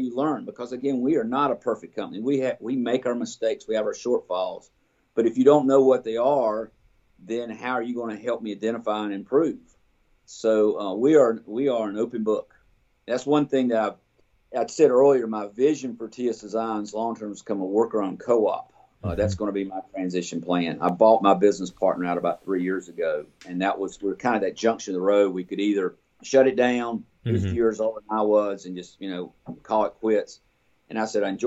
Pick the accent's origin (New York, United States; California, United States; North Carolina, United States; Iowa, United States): North Carolina, United States; Burlington; I grew up in Burlington